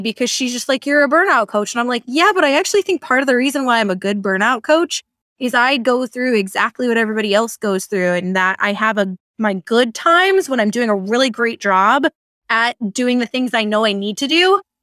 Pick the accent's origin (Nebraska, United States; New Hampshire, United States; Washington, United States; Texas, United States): Washington, United States; Seattle; moved away as an adult; also born or lived in Michigan; I'm from the Seattle area.